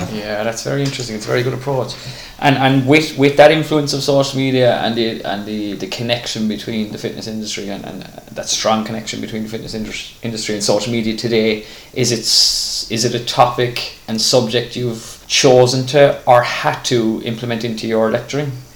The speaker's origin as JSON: {"language": "English", "country": "Ireland"}